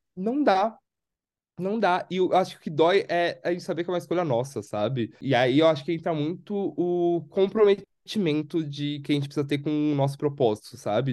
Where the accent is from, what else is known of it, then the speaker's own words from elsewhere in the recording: São Paulo, Brazil; moved away as an adult; eu sou de São Paulo